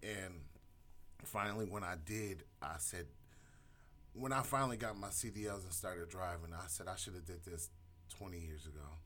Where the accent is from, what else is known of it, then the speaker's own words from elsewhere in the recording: Elyria, Ohio, United States; I grew up in Elyria